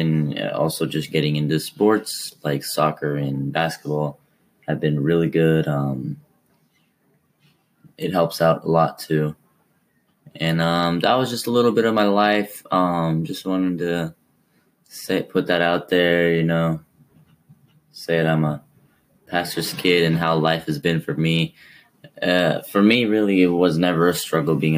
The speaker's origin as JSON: {"language": "English", "area": "Kansas, Nebraska", "region": "Midwest", "country": "United States", "tie": "born or raised there", "also_born_or_lived": "Montana", "said": "I've mainly just lived here, Kansas, Nebraska. I came from Montana, but it was nice that we didn't move much"}